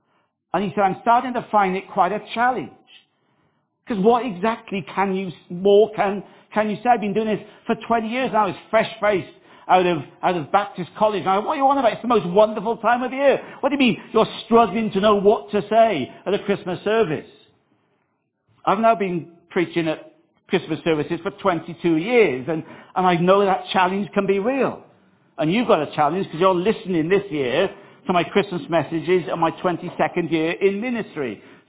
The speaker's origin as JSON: {"language": "English", "region": "Wales", "country": "United Kingdom", "moved": "yes", "lives_now": "Upminster, United Kingdom", "said": "I remember back in 2001 when I moved from South Wales to Upminster, and I heard about this thing called the tube. We didn't have the tube in South Wales. We had maybe 2 trains a day in South Wales."}